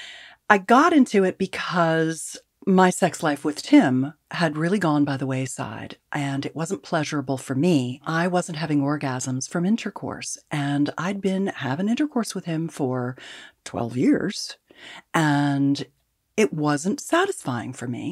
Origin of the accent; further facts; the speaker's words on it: California, United States; I'm a Californian